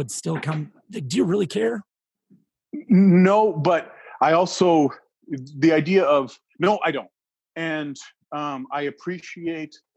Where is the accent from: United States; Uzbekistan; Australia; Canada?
Canada; So even if somebody was a Trump fan, as a Canadian, that's a human being.